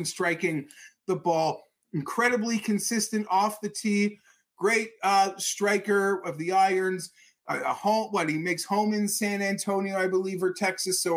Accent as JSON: {"language": "English", "country": "Canada", "said": "I'm a Canadian."}